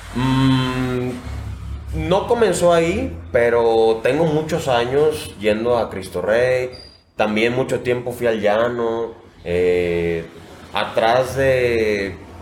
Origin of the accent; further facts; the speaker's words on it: La Floresta, Nayarit, Mexico; also born or lived in Tepic; Yo vivo en la floresta eh, perdón, vivía, ahí crecí